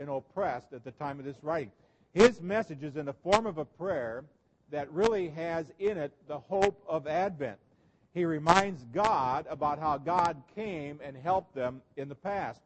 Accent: Nebraska, United States; growing up in Nebraska, in the Lincoln Journal Star

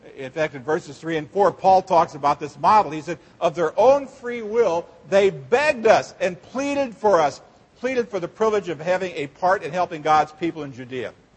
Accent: Seward, Nebraska, United States; when I was a kid, uh, growing up in Seward, Nebraska

